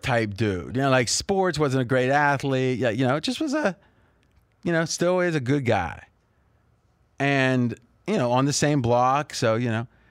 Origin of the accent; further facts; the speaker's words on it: Bellaire, Ohio, United States; moved away as an adult; now in Las Vegas, United States; we only moved once as a kid. I was four years old. We moved from Belair, which is Joey Galloway's hometown, which was, you know, a couple miles away.